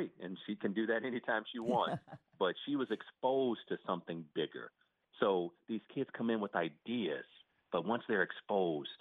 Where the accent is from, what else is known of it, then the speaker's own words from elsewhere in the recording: Toledo, Ohio, United States; also born or lived in Lincoln, Nebraska; now in South Florida, United States; I was born in Lincoln, Nebraska, grew up in Toledo, Ohio.